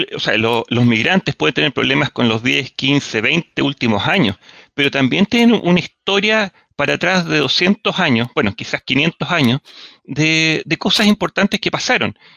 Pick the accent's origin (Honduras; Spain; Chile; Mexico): Chile; qué ricos somos chilenos